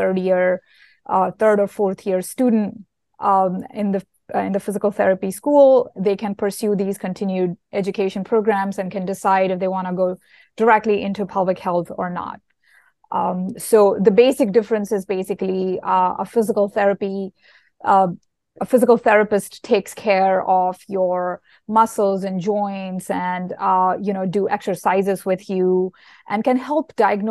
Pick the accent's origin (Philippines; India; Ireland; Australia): India; moved away; I grew up in India and I went to school there